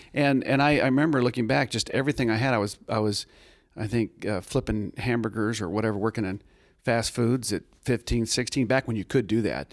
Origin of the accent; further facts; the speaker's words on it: Tucson, Arizona, United States; I grew up in Tucson, Arizona